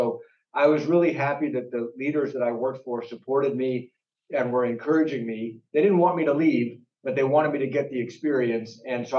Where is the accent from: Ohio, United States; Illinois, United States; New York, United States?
Ohio, United States; Akron; You know, in Akron, it was a pretty typical suburb in America, but we had a very rich community of Indian immigrants.